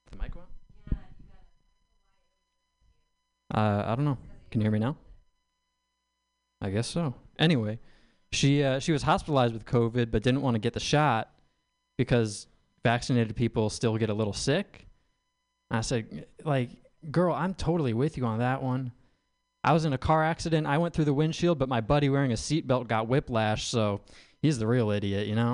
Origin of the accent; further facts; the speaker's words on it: Midwest, United States; I'm from the Midwest